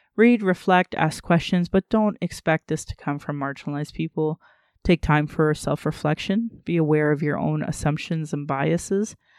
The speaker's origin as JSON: {"language": "English", "town": "Sylvan Lake", "region": "Alberta", "country": "Canada", "tie": "born or raised there", "also_born_or_lived": "Calgary, Canada", "said": "I grew up in Sylvan Lake where they were burning crosses down in Caroline"}